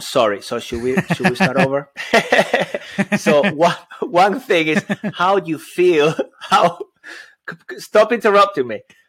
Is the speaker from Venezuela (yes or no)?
yes; Venezuela; English is a second language; Especially in my case, I've got an accent. I come from Venezuela.